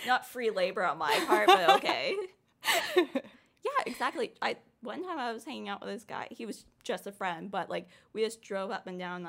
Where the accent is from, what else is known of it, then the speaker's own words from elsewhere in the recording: Canada; now in Los Angeles, United States; Because I'm Canadian.